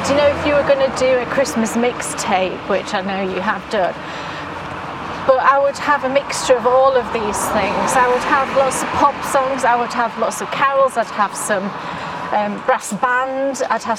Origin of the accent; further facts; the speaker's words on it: Yorkshire and the Humber, United Kingdom; I grew up in Yorkshire.